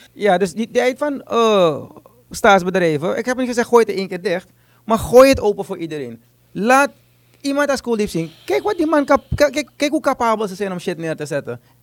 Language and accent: Dutch; Suriname; Ik ben een Surinamer.